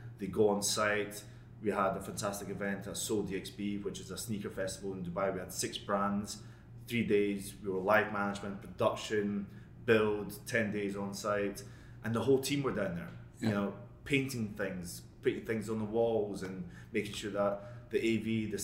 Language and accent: English; Scotland, United Kingdom; moved away; I'm Scottish